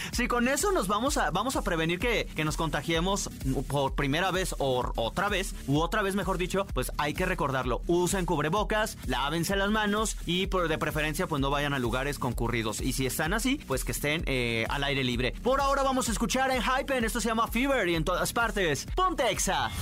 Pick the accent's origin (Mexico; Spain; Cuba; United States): Mexico; León, Guanajuato; Yo sería de provincia porque soy de León